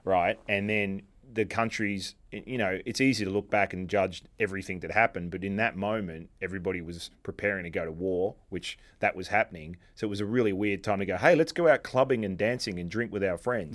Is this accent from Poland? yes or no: no; Australia; now in New York, United States; Being Australian and, and living in New York for a while